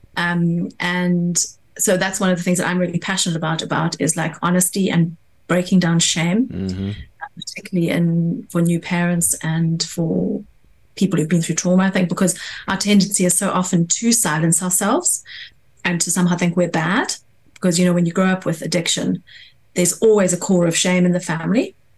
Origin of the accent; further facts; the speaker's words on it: South Africa; now in London, United Kingdom; I grew up in South Africa